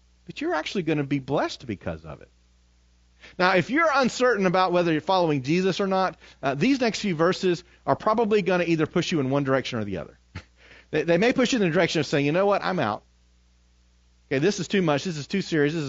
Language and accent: English; United States; as American Christians